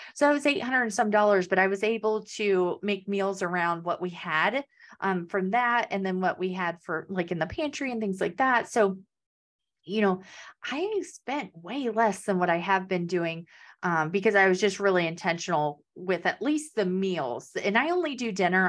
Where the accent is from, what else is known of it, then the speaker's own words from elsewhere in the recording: Kansas, United States; moved away; I'm originally from Kansas, so there's no beach there.